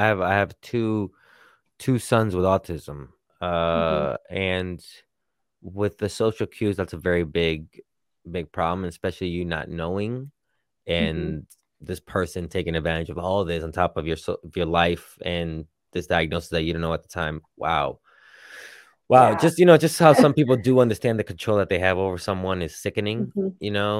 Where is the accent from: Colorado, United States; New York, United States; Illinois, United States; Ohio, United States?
New York, United States; New York City; so I grew up in New York City